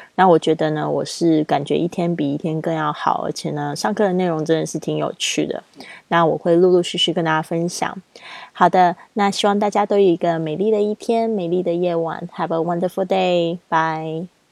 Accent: China; 因为我是这个中国长大的这个背景

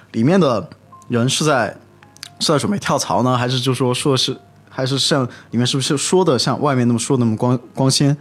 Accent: China; moved away as an adult; 就说我中国人出去最多就两个、 啊 两个专业嘛

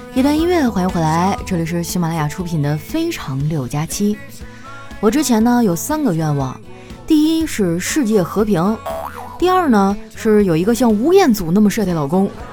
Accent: northern China, China; 我作为一个北方人

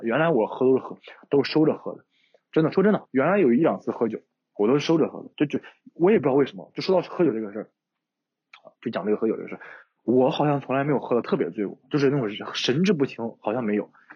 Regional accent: Shanxi, China; 我山西人，酒量好

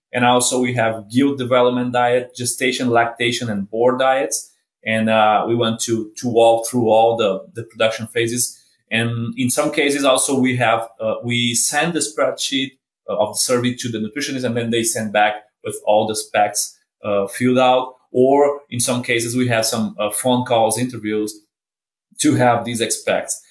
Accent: Brazil; moved away as an adult; now in Kansas, United States; I'm from Brazil. Uh, did my vet degree in Brazil, worked for four years in BRF, Brazil Foods, uh, in Brazil, and then did my master's and my PhD in Brazil as well.

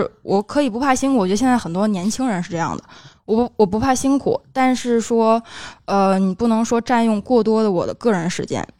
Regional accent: Tianjin, China; 虽然是我是天津人，没有租房啊，或者可能也是我是个女孩子，没有太多的这种经济压力

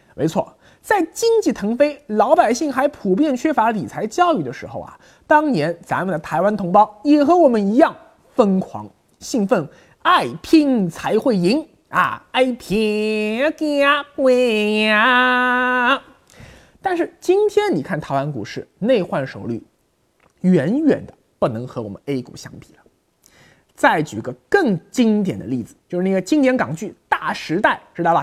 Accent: China; 我们大陆人今后一样也会走。

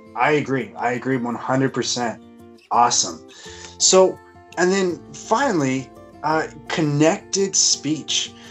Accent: United States; moved away; I come from Washington, and uh, I maybe not quite as quickly, but we do speak fast

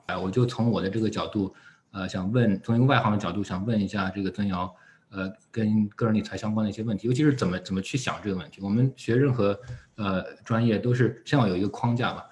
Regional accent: China; 我们作为中国人的这个文化背景或者，嗯，习惯

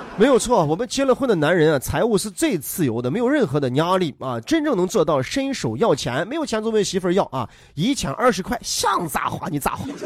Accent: Henan, China; 我是河南人

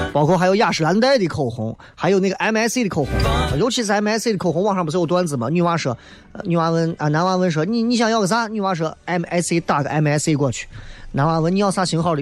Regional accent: Xi'an, Shaanxi, China; 我来自西安长春铺子

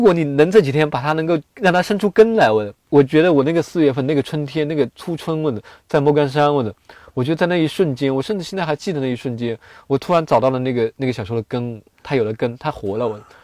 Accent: China; 作为一个中国人

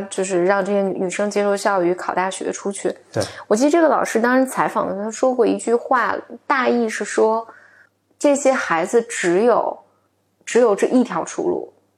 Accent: China; 我在三线城市城市长大嘛

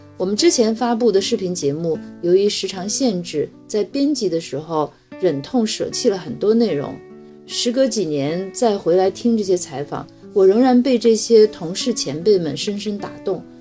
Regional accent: Shandong, China; now in Beijing, China; 我是山东人，曾经在山东卫视和央视做过主持人

